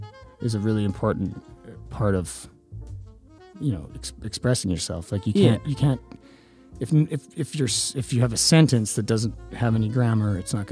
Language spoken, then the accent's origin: English; Edmonton, Alberta, Canada; now in Toronto, Canada; I grew up in Edmonton, playing in, like, the scummiest punk bands, and then living in Toronto for 10 years now